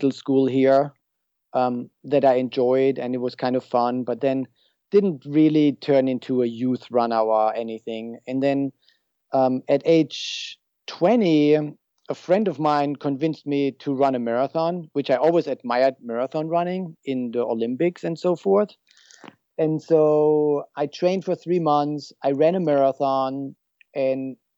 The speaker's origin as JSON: {"language": "English", "country": "Germany", "moved": "as an adult", "lives_now": "San Luis Obispo, United States", "said": "I'm originally from Germany and I moved here at age 29."}